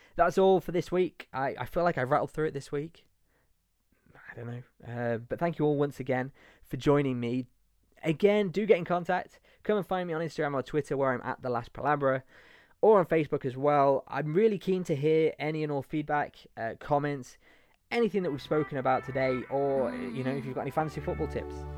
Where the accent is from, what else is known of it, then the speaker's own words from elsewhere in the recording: Leicester, East Midlands, United Kingdom; moved away as an adult; also born or lived in Nottingham; now in Spain; I'm from Nottingham, but well, I grew up in Leicester actually